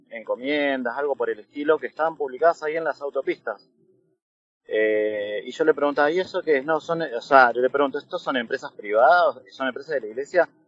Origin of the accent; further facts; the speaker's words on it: Buenos Aires, Argentina; also born or lived in Bolivia; yo nací en Bolivia. Me trajeron eh, cuando tenía dos años acá a Buenos Aires